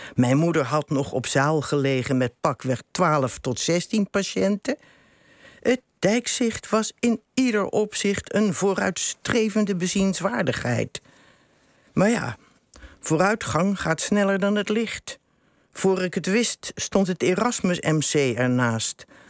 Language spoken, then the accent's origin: Dutch; Rotterdam, South Holland, Netherlands; moved away; ben ik daar geboren en getogen.